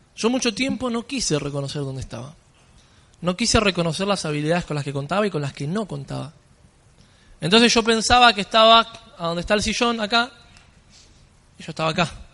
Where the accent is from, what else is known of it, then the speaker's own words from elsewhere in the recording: Buenos Aires, Argentina; Vengo desde Argentina, yo soy allá, de Buenos Aires